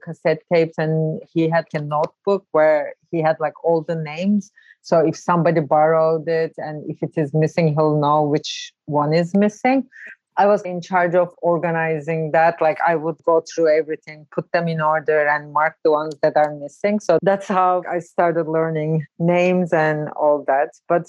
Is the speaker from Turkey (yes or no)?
yes; Ankara, Turkey; also born or lived in Brooklyn, New York; now in New York, United States; I'm originally from Ankara, Turkey.